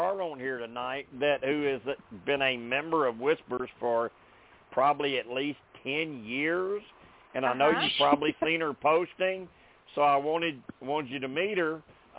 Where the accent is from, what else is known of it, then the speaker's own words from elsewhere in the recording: the South, United States; with my accent, you can't tell I'm from the South, can you?